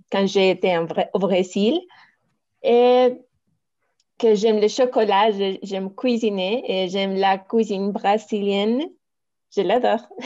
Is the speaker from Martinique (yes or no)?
no; Manizales, Caldas, Colombia; Bon, euh, je suis de Manizales. Euh, Cela se trouve au département de Caldas. C'est plutôt au centre du pays.